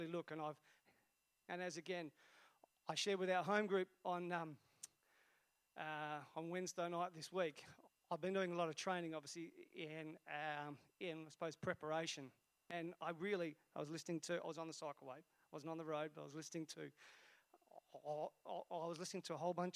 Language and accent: English; Esperance, Western Australia, Australia; moved away; I was brought up in Esperance. And back then, Esperance was a really small town.